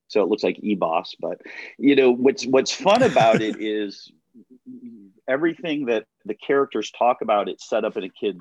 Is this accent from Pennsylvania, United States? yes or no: no; Chicago area, Illinois, United States; how many kids from my hometown have gone to Los Angeles